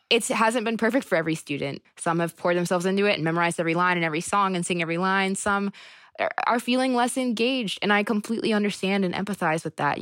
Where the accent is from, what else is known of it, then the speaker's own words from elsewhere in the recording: Fluvanna, Virginia, United States; also born or lived in Charlottesville; I was born in Fluvanna, but in a, a lot of ways Charlottesville raised me